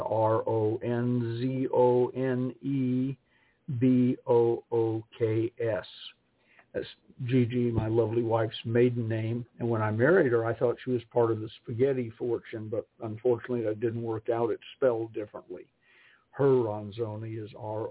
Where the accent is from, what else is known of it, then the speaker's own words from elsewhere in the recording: Georgia, United States; I was raised in the South